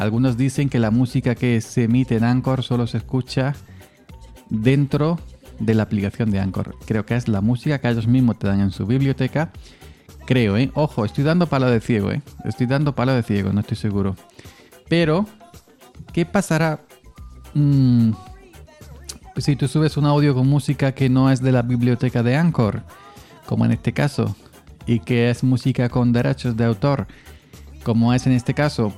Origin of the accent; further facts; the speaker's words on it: Córdoba, Andalusia, Spain; Aquí en mi pueblo de, Córdoba